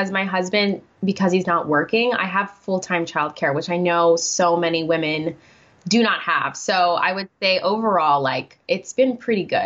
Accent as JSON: {"language": "English", "country": "Guam", "tie": "born or raised there", "moved": "as an adult", "lives_now": "United States", "said": "born and raised in Guam for 18 years"}